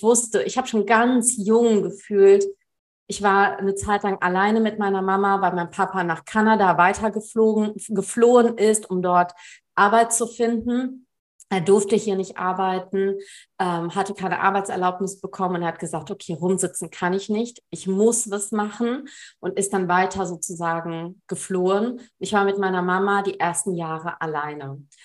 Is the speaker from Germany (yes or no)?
yes; Germany; born there; Also ich bin in Deutschland geboren.